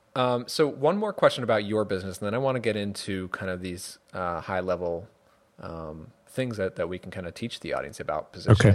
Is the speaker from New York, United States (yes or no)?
yes; New York, United States; now in Connecticut, United States; I live in Connecticut now, and and I grew up in New York